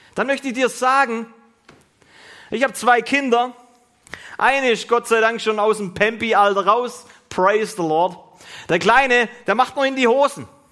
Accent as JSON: {"language": "German", "country": "Germany", "said": "wir als Deutsche, die wir wirklich menschenfreundlich sind"}